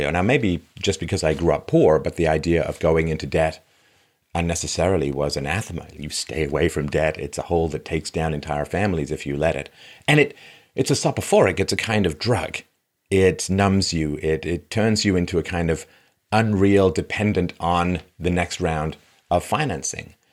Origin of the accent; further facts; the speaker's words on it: London, United Kingdom; now in Canada; I came from London, England, but there's a lot of class stratification.